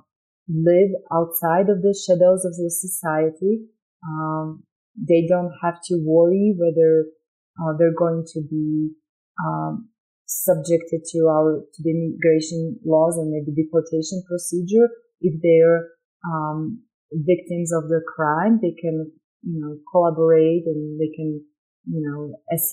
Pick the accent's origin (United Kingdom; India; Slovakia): Slovakia; English is a second language; now in United States; So I'm an immigrant, you can tell. I grew up in Slovakia